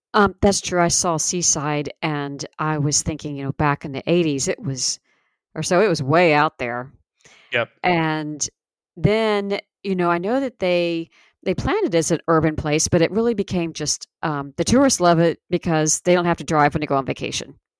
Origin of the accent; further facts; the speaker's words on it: Niceville, Florida, United States; also born or lived in Key Largo, Florida; growing up in Niceville